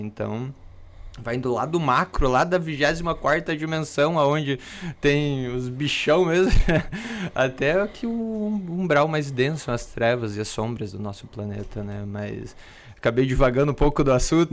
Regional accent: Pato Branco, Paraná, Brazil; eu sou lá de Pato Branco, no Paraná

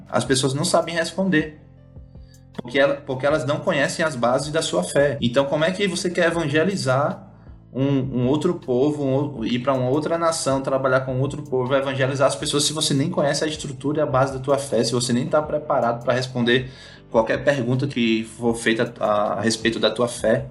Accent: Natal, Rio Grande do Norte, Brazil; moved away as an adult; now in India; eu sou potiguar, natalense, comedor de camarão

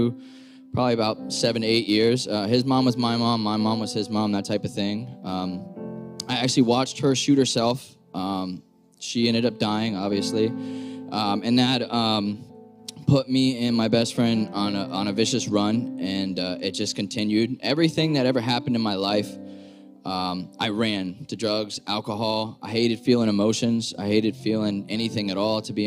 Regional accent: Florida, United States; moved away as an adult; now in Massachusetts, United States; I'm from Florida. I spent 27 years down there. I just moved up here about 8 months ago.

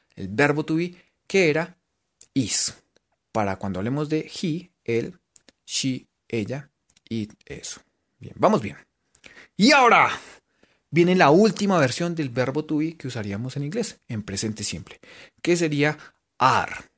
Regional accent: Colombia; por lo menos en Gachancipa en radio, somos de Colombia

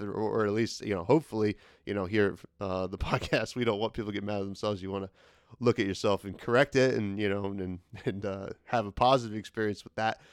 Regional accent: New Jersey, United States; we're both from New Jersey

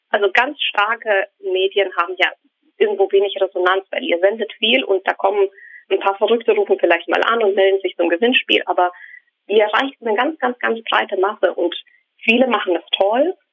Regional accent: Ukraine; born there; German is a second language; ich bin in der Ukraine geboren worden, ähm, als es damals die Ukraine nicht gab, sondern die Sowjetunion.

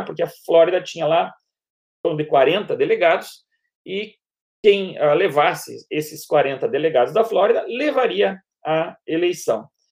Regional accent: Paraná, Brazil; moved away as an adult; now in Rio de Janeiro, Brazil; Eu nasci no Paraná, mas moro no Rio de Janeiro há 26 anos

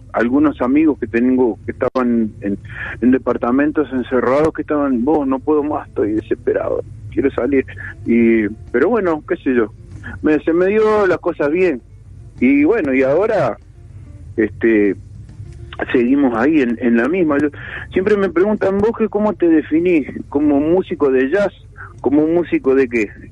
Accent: Uruguay; soy uruguayo y músico

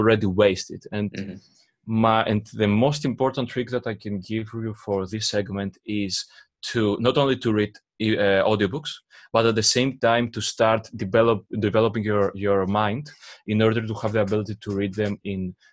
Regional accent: Greece; English is a second language; I'm from Greece

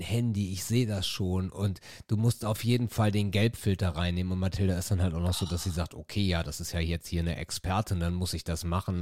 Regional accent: Itzehoe, Schleswig-Holstein, Germany; bei uns in Itzehoe

